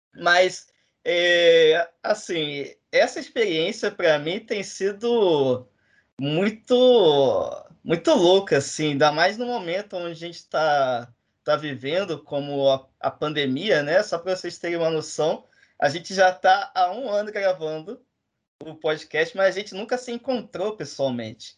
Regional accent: Duque de Caxias, Rio de Janeiro, Brazil; eu sou de Caxias

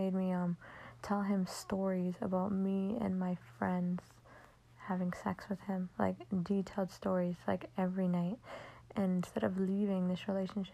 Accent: Connecticut, United States; I'm from Connecticut

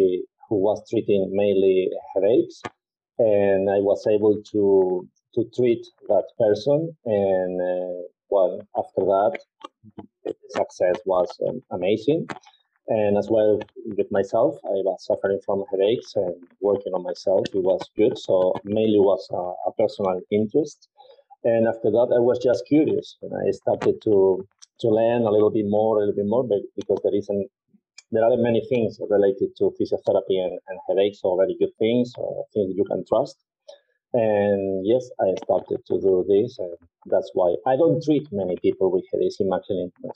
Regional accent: Spain; I was born in Spain and I live in Spain

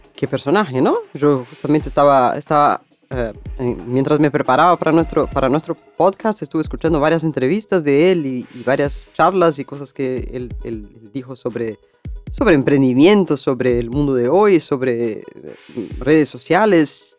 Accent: Brazil; Spanish is a second language; mi país, en Brasil

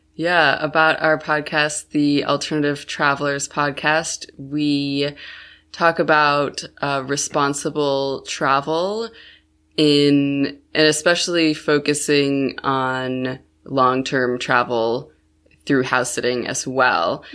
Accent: Buffalo, New York, United States; moved away as an adult; when I was eight, my family moved to Buffalo, New York, which is, like, on the opposite side of New York State

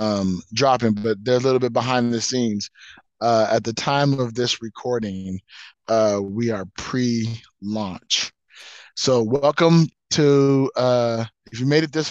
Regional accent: Las Vegas, Nevada, United States; moved away; here in Vegas, usually in Vegas, and it's my hometown

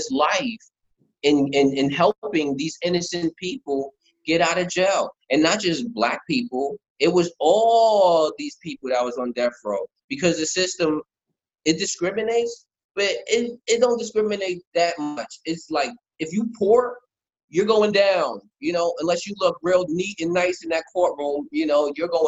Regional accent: New York City, New York, United States; born and raised in the Bronx

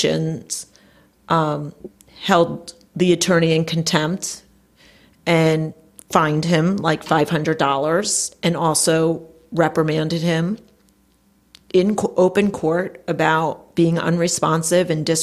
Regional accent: Passaic County, New Jersey, United States; also born or lived in Cherry Hill area, New Jersey; I grew up in North Jersey in Passaic County.

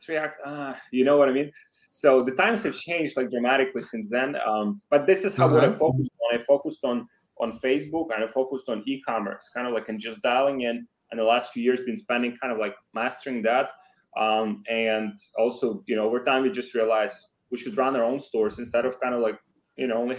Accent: Ukraine; English is a second language; moved away as an adult; also born or lived in Poland; I'm from Ukraine, graduated from the university

